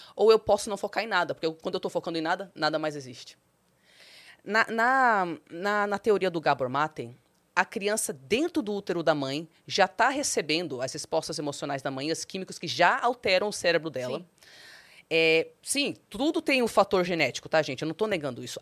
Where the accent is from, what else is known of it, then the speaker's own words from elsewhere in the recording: Brazil; also born or lived in United States; Eu sou brasileira